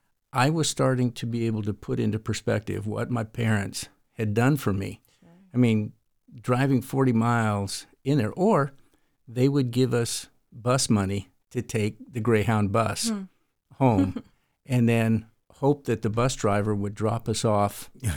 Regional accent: California, United States; And I grew up in the Tehachapi Mountains, north of Los Angeles.

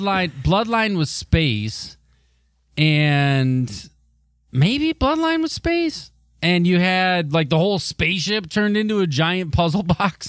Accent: Michigan, United States; my home state

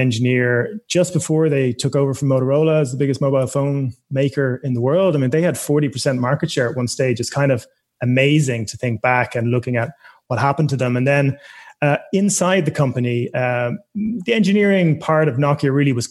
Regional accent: Ireland; also born or lived in United States / United Kingdom; I was born and raised in Ireland, studied engineering, electrical engineering here

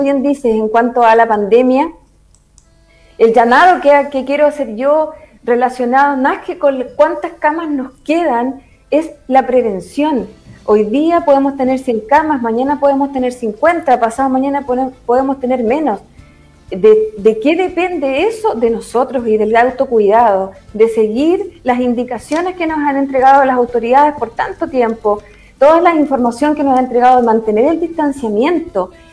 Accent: Constitución, Maule, Chile; soy de Constitución

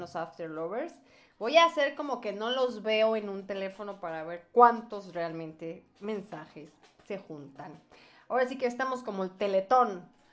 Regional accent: Mexico; somos de México

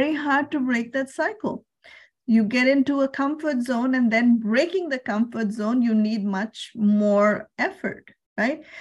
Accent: Surrey, British Columbia, Canada; I am from Surrey, BC, Canada, and I work with financial services

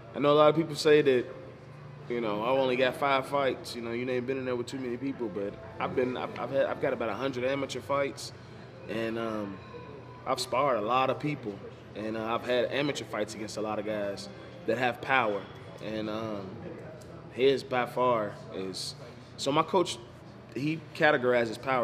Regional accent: Louisville, Kentucky, United States; I'm from Louisville, Kentucky

